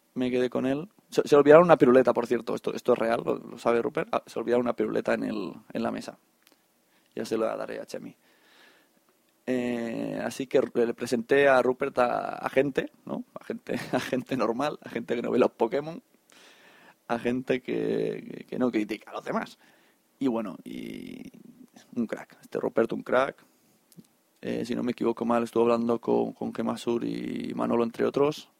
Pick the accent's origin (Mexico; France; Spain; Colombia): Spain; Catalonia; como buenos catalanes